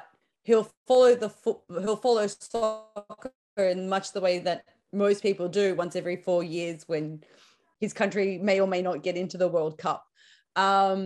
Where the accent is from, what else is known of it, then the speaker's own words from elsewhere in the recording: Sydney, New South Wales, Australia; moved away as an adult; now in Warsaw, Poland; Born and raised in Sydney, but I do have Polish heritage